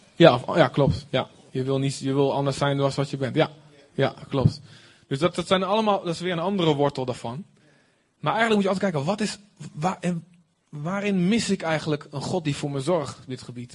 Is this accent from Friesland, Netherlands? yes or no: no; Deventer, Overijssel, Netherlands; als echte Deventenaar